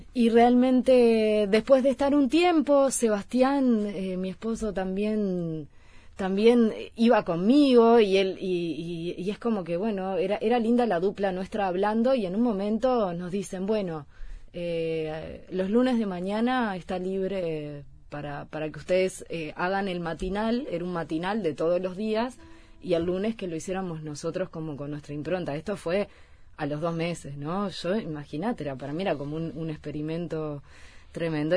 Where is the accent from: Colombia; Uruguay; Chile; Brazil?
Uruguay; moved away as an adult; also born or lived in Mallorca; soy cantautora uruguaya